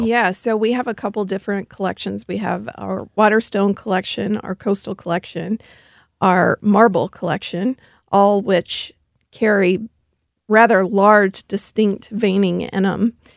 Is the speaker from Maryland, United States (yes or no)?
no; Memphis, Tennessee, United States; now in St. Louis, United States; I do come from Memphis, Tennessee, so I'm a Southern girl at heart